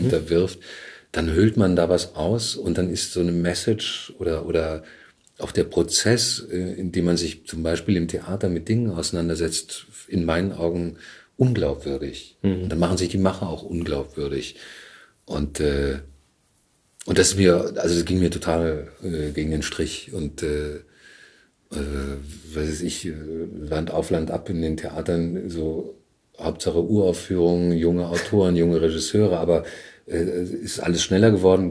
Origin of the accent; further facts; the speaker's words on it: Bamberg, Bavaria, Germany; moved away as an adult; also born or lived in Surabaya, Indonesia / Leipzig; now in Berlin, Germany; ich bin in Bamberg aufgewachsen.